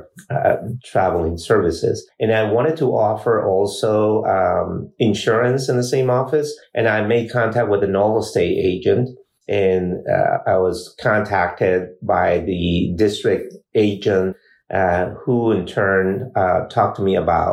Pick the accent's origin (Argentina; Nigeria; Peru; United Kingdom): Peru; also born or lived in California; now in Fort Wayne, United States; I grew up in Peru, South America, and moved to California in 1982